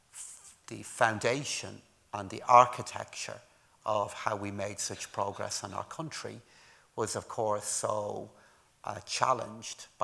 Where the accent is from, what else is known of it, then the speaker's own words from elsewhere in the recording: Ireland; moved away as an adult; also born or lived in London / Newcastle; I left Ireland in 1996 to go and work in the UK.